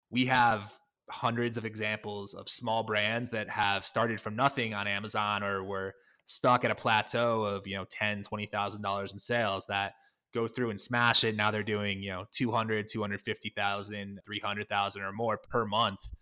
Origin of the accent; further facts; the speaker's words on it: Connecticut, United States; I'm originally from Connecticut